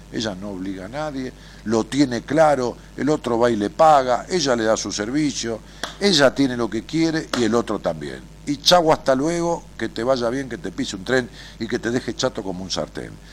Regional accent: Buenos Aires, Argentina; accent: porteño; como tenemos una tonada los porteños

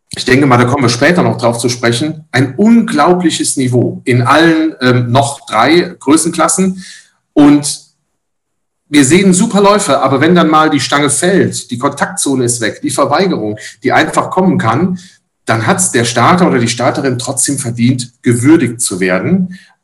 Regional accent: Rhineland, Germany; bei uns im Rheinland

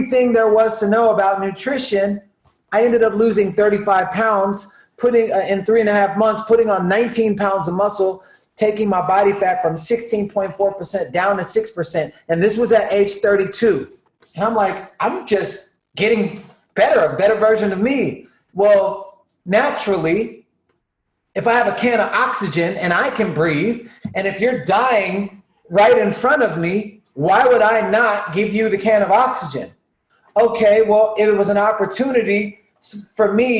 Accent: the South, United States; Growing up in the South, eating just Salisbury steak and all the stuff that they were feeding at schools to the kids

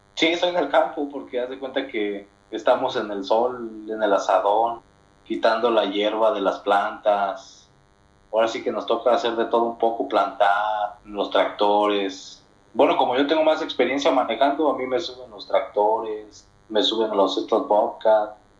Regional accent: Mexico; yo soy de México

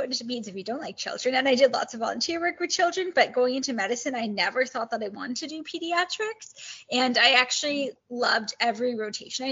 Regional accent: Kitchener, Ontario, Canada; moved away as an adult; also born or lived in Toronto, Canada; now in Edmonton, Canada; I grew up in Kitchener, Ontario, so Southwest Ontario

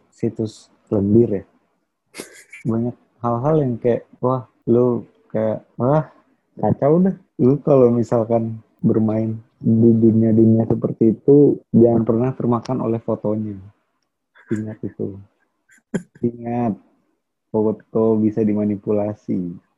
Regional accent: Jakarta, Indonesia; gue anak Jakarta Barat

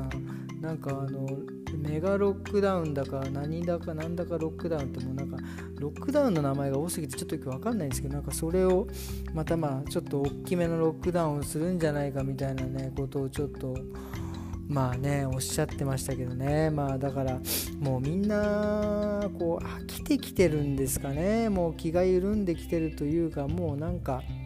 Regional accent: Japan; moved away as an adult; also born or lived in Frankfurt, Germany; now in Germany

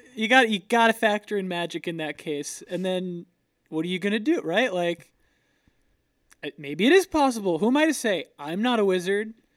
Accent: Florida, United States; I'm from Florida

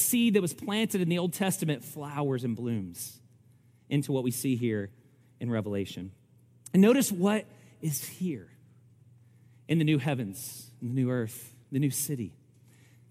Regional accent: Kentucky, United States; I'm from Kentucky

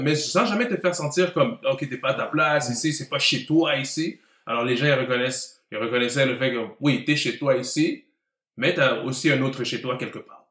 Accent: Montreal, Quebec, Canada; j'ai grandi à Côte-des-Neiges, euh, fier représentant de CDN, et puis euh, c'est la maison.

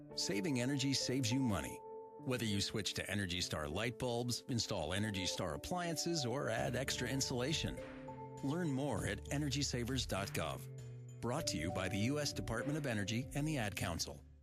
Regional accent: Maryland, United States; moved away; I am originally from Maryland

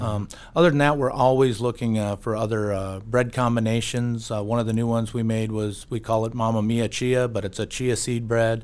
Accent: Bismarck, North Dakota, United States; also born or lived in Upham, North Dakota; I'm a Bismarck kid. I grew up in Bismarck.

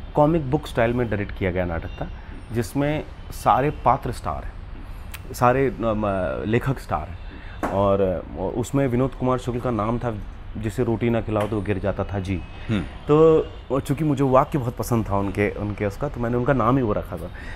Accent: Hoshangabad, Madhya Pradesh, India; moved away as an adult; also born or lived in Baramulla, Kashmir; now in Mumbai, India; मैं होशंगाबाद में मंदिरों का शहर है पला बड़ा हूँ

